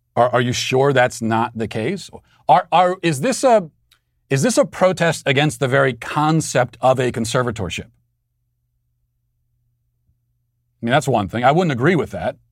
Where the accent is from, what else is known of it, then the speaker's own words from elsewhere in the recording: Baltimore, Maryland, United States; accent: Baltimore; my Baltimore accent